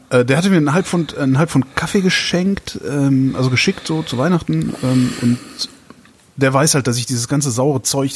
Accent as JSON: {"language": "German", "town": "Cologne", "region": "North Rhine-Westphalia", "country": "Germany", "tie": "born or raised there", "moved": "yes", "lives_now": "Berlin, Germany", "said": "Köln ist meine Heimat"}